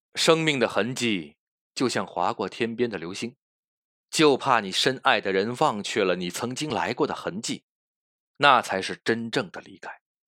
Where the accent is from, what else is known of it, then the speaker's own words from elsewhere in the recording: China; 我们中国人缅怀逝去的亲人祭奠祖先的日子